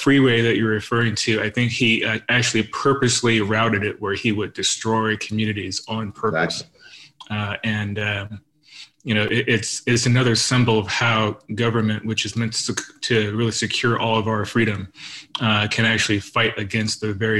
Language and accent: English; Southern California, United States; Growing up in Southern California.